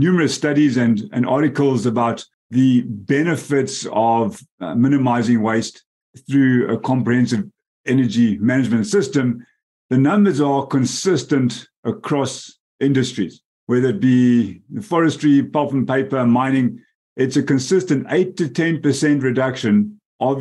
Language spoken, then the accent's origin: English; Bulawayo, Zimbabwe; moved away as an adult; also born or lived in South Africa; I'm actually born and raised in the metropolis of Bulawayo in Zimbabwe.